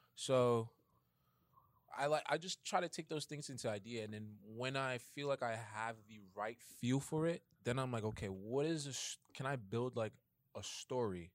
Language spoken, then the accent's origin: English; New York City, New York, United States; I'm from Bronx, New York.